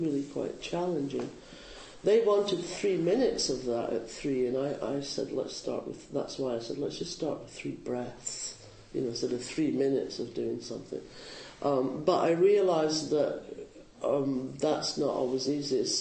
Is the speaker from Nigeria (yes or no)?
no; Scotland, United Kingdom; now in Bay Area, United States; I'm Scottish